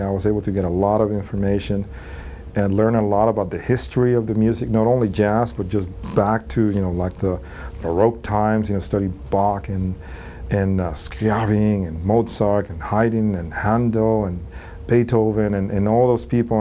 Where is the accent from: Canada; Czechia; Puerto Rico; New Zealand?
Puerto Rico; moved away as an adult; also born or lived in New York City; I grew up in uh, Puerto Rico